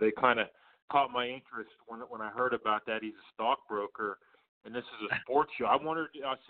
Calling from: Pittsburgh, Pennsylvania, United States; I'm calling from Pittsburgh right now, right outside, about 10 minutes outside of Pittsburgh.

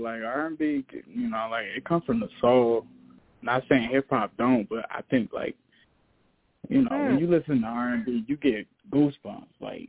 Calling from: Detroit, Michigan, United States; I'm calling from Detroit, Michigan.

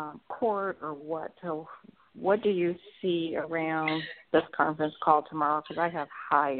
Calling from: Atlanta, Georgia, United States

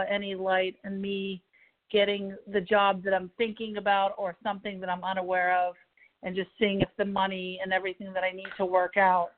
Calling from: Pittsburgh, Pennsylvania, United States; from Pittsburgh.

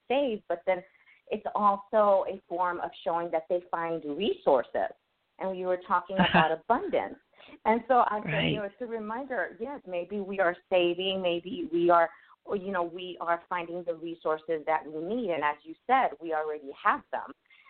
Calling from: Asheville, North Carolina, United States; I'm calling from Asheville, North Carolina.

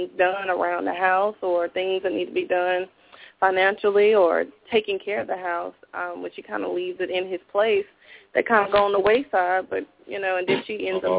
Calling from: High Point, North Carolina, United States; I'm calling from High Point.

